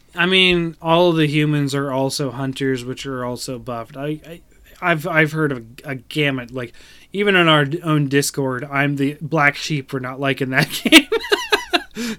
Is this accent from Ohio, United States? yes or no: yes; Ohio, United States; my tribe was here in Ohio